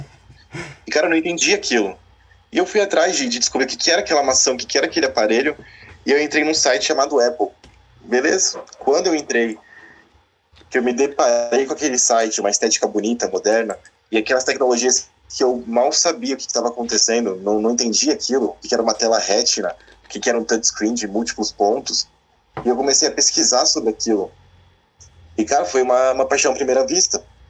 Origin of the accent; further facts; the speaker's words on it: Santos, São Paulo, Brazil; moved away as an adult; also born or lived in Francisco Beltrão, Paraná; eu sou santista e estava lá em Santos, na praia